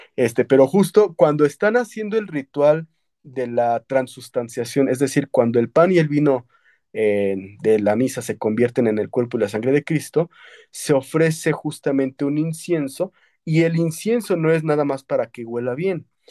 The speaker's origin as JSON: {"language": "Spanish", "country": "Mexico", "said": "nosotros ya como mexicanos o los que nacimos previo a esta película de Coco"}